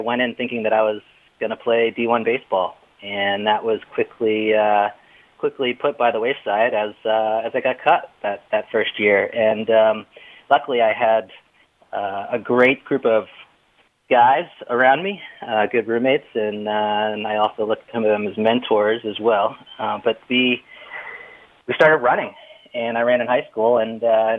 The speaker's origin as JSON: {"language": "English", "town": "Boston", "region": "Massachusetts", "country": "United States", "said": "I'm from Boston"}